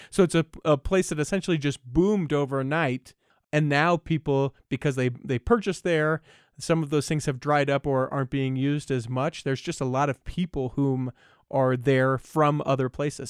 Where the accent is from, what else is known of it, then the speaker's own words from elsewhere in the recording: Utah, United States; born and raised in Utah